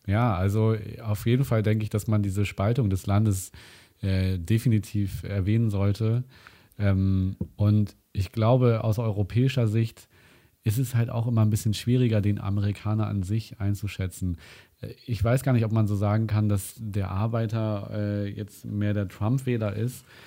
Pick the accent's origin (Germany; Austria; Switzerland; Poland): Germany; hier gerade bei uns in Deutschland